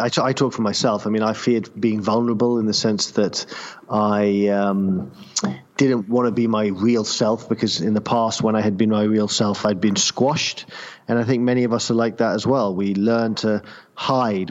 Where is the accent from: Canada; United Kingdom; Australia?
United Kingdom; London; now in Los Angeles, United States; I'm actually from London